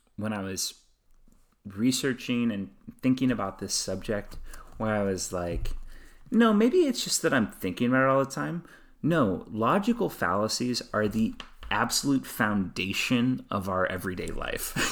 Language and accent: English; United States; being an American, growing up in American cultural systems